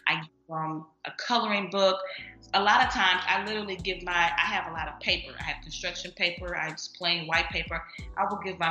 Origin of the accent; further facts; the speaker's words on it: St. Louis, Missouri, United States; moved away as an adult; now in Dallas, United States; I'm stationed in Dallas right now, but I'm from St. Louis